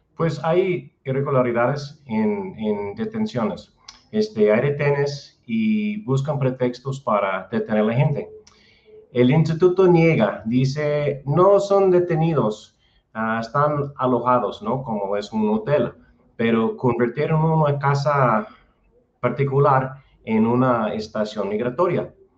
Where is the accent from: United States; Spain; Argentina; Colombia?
United States; moved away as an adult; also born or lived in Guadalajara, Mexico; now in Chapala, Mexico; soy de Estados Unidos